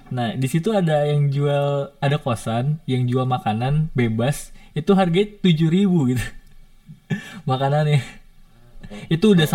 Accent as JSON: {"language": "Indonesian", "town": "Depok", "region": "West Java", "country": "Indonesia", "said": "aku nih ketika balik ke Depok ke daerah aku itu tuh"}